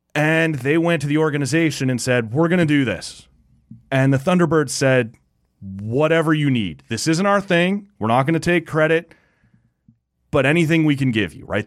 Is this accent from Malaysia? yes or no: no; Canada; As a Canadian kid